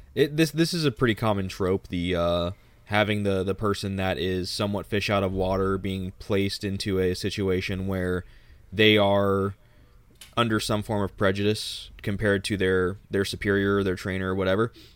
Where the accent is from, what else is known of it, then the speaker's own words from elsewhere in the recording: Texas, United States; I'm a Texan